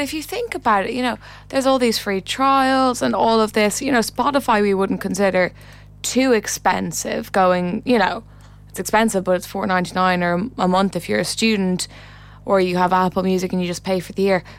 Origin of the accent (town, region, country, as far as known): Ireland